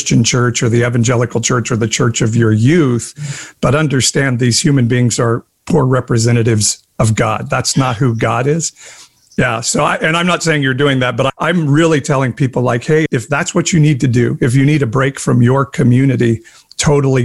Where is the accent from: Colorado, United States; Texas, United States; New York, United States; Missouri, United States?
Missouri, United States; Southern; I grew up in the Midwest and Southern Missouri.